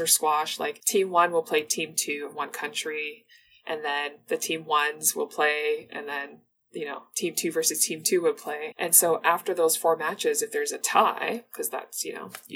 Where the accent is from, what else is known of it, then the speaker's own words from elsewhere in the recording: Toronto, Ontario, Canada; also born or lived in Mauritius; I was born in Mauritius, and my parents, like my sister and I, immigrated to Toronto when I was 6 years old